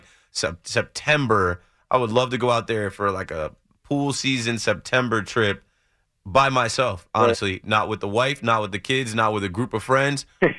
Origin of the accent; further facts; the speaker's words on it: Atlantic City, New Jersey, United States; I grew up in Atlantic City.